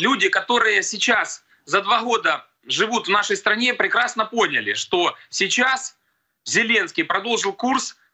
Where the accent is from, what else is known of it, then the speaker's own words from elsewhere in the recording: Kharkiv, Kharkiv Oblast, Ukraine; Я сам харьковчанин. Э, город Харьков — это центр, промышленный центр, фармацевтический центр.